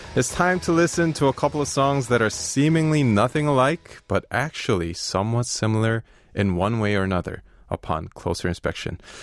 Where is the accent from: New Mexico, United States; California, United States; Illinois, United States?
Illinois, United States; Chicago; moved away as an adult; also born or lived in Korea; now in Seoul, South Korea; I'm actually from Chicago, uh, from the United States. I lived there pretty much my whole life, but it's been thirteen years since I've, I've come to Korea